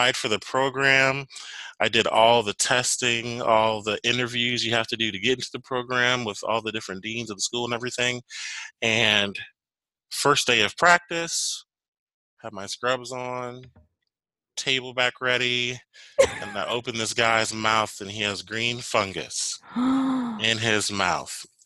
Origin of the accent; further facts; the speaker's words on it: Chicago, Illinois, United States; moved away as an adult; now in Nashville, United States; my background, originally, I'm from Chicago